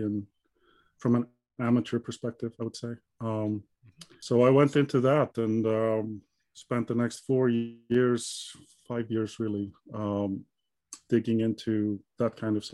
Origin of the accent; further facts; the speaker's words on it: Iceland; moved away as an adult; now in Gothenburg, Sweden; I'm originally from Iceland. Yep. So born and raised there